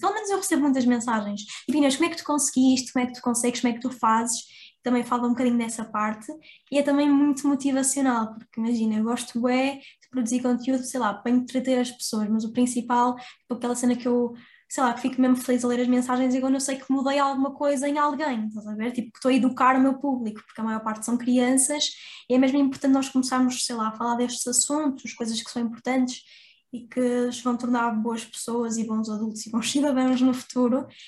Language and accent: Portuguese; Porto, Norte, Portugal; accent: Porto; as pessoas do Porto dizem que eu não tenho sotaque, mas quando eu vou para Lisboa as pessoas já notam